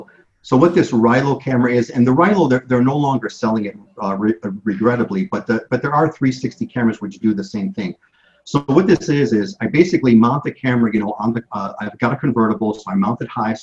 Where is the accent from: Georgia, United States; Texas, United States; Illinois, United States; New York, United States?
Illinois, United States; Chicago; moved away as an adult; now in Hawaii, United States; I was born in Chicago.